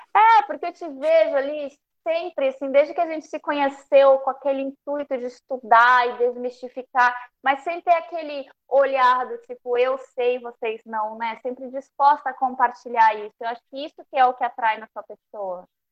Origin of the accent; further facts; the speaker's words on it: Peru; moved away; família peruana, eu nasci no Peru